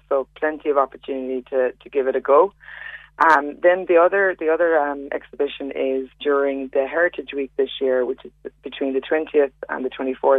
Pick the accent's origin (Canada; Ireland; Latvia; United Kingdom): Ireland; West Cork, Munster; also born or lived in Australia; now in Cork, Ireland; I'm from West Cork, but I was living out in Australia for about 4.5 years